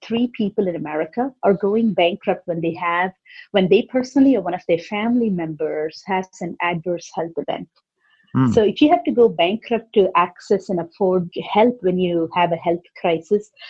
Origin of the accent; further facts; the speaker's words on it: India; I grew up in India. I grew up in a joint family with 17 family members.